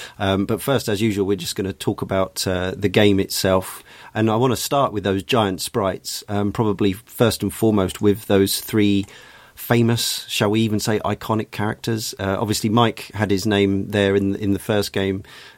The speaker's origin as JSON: {"language": "English", "town": "Brighton", "region": "South East England", "country": "United Kingdom", "tie": "born or raised there", "said": "Being a Brightonian"}